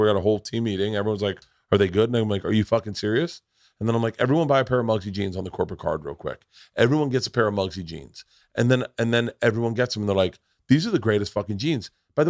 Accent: Tampa, Florida, United States; I grew up in Tampa.

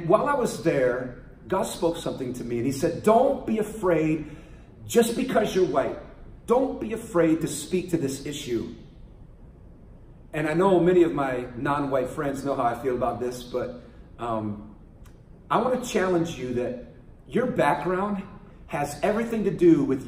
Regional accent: San Francisco, California, United States; I was born in San Francisco, right off Haight Park, on the corner of Haight and Ashbury

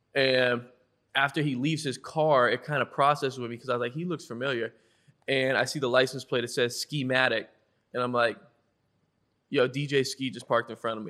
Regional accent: Westwood, Massachusetts, United States; I'm from Westwood, Massachusetts

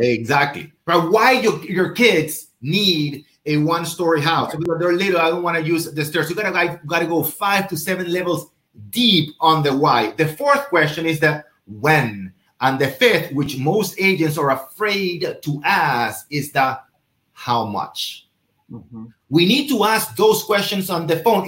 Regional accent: Venezuela; moved away; I'm from Venezuela

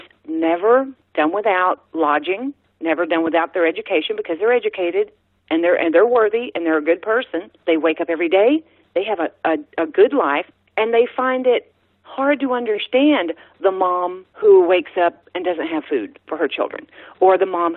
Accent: Texas, United States; also born or lived in New Orleans, Louisiana; I am from Texas, born in New Orleans, raised totally Texas

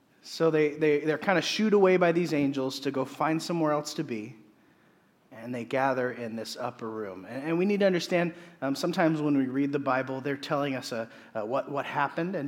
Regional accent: Nebraska, United States; moved away; I'm actually from Nebraska

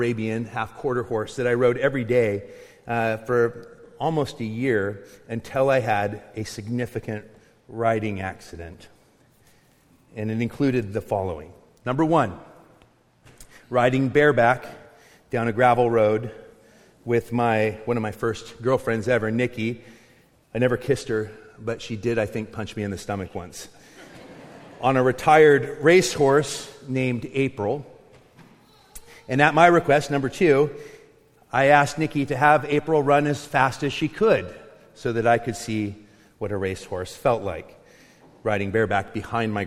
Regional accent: Longview, Washington, United States; also born or lived in Findlay, Eastern Washington; When I was in sixth grade, my mom had moved myself and my brothers over to Eastern Washington so she could marry her high school sweetheart. We moved from Longview, Kelso

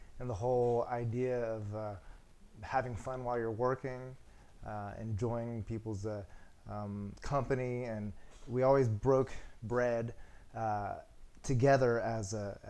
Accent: Healdsburg, California, United States; I grew up in Healdsburg, California

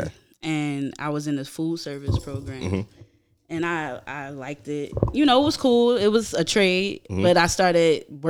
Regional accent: New Jersey, United States; moved away as an adult; now in Brooklyn, United States; I'm from Jersey originally.

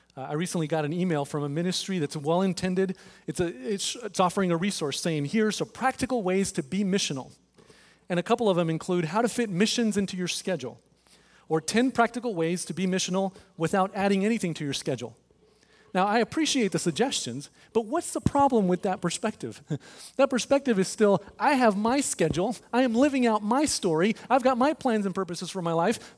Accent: Texas, United States; now in Overland Park, United States; I'm from Texas. I'm a Rangers guy

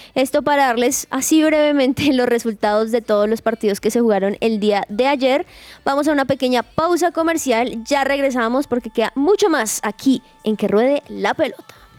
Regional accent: Colombia; nosotros como colombianos

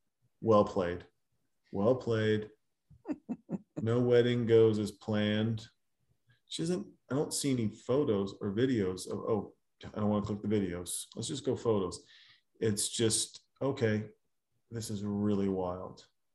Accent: Germany; also born or lived in Austria; I grew up in Germany and Austria with strong bond to my relatives in Japan

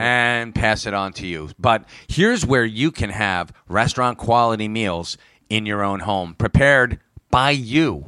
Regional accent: United States; I am an American

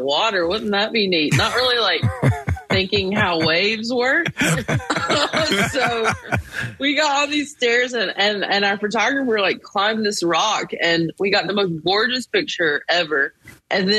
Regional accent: Belmont, North Carolina, United States; accent: Southern; Charlotte, North Carolina. Technically, this place called Belmont

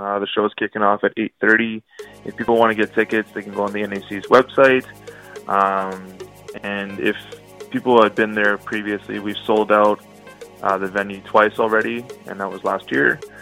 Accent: Ottawa, Ontario, Canada; I was born and raised in Ottawa, but, uh, I'm actually Ojibwe from the Tatchuan First Nation

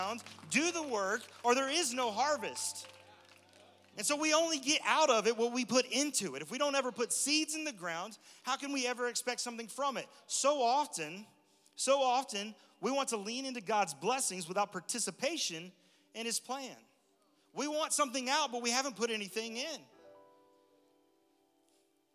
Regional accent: Texas, United States; I'm from Texas, born and raised in Texas, but a lot of my family's from Alabama

